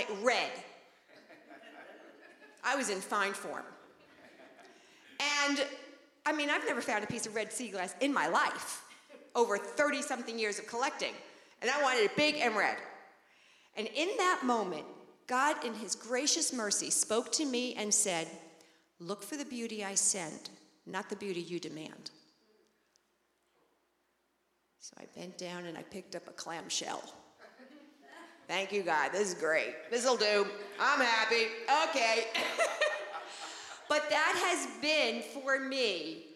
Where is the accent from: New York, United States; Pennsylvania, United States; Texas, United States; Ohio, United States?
New York, United States; Long Island; I grew up on Long Island, so very, very close to the beach